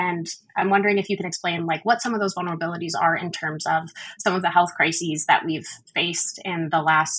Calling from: Saskatoon, Saskatchewan, Canada; I am joining from Saskatoon, so that's located on Treaty 6 territory

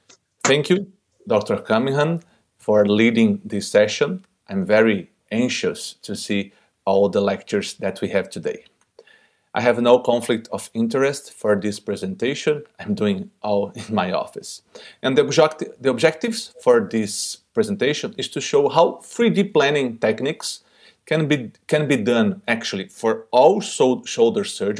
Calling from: Brazil; I'm speaking directly from Brazil.

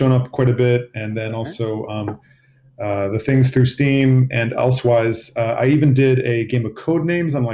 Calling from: Boston, Massachusetts, United States; I'm, I'm out of Boston, Massachusetts.

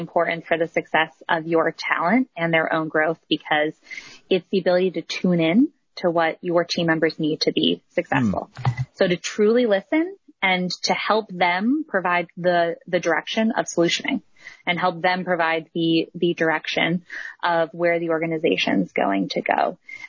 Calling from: Cleveland, Ohio, United States; I am in Cleveland, Ohio. Beautiful Cleveland, Ohio.

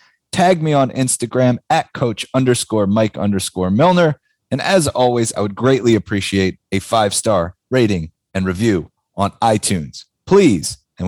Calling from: Pennsylvania, United States; I am located just outside of Philadelphia, about 30 minutes outside of the city.

